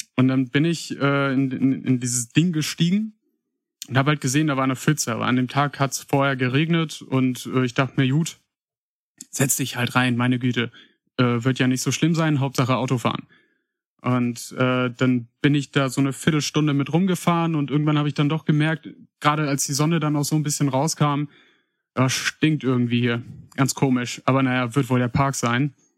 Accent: Paderborn, North Rhine-Westphalia, Germany; geboren und aufgewachsen bin ich in Paderborn

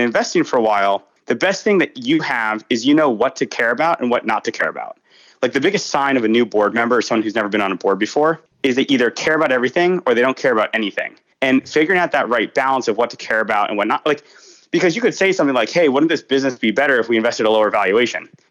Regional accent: Agoura Hills, California, United States; moved away as an adult; also born or lived in New York; I grew up in Agoura Hills, which is not Malibu

